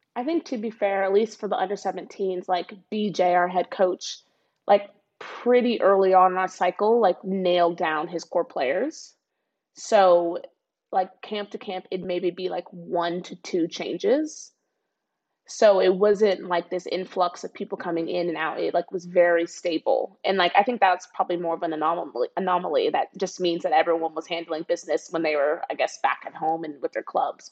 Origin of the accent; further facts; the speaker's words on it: Dallas, Texas, United States; moved away; I grew up in Dallas, Texas